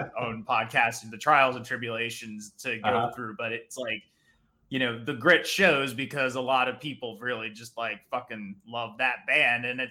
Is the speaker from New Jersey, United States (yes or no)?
yes; New Jersey, United States; growing up in New Jersey